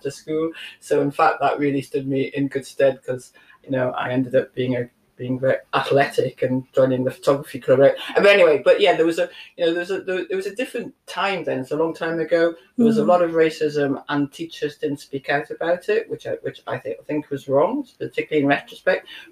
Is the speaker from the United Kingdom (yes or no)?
yes; Newcastle upon Tyne, North East England, United Kingdom; so I grew up in North Kenton in a council house